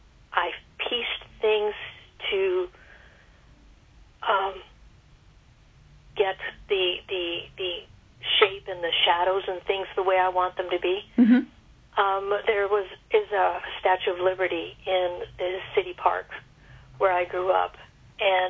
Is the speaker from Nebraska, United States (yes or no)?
yes; Grand Island, Nebraska, United States; Grand Island, Nebraska is where I grew up.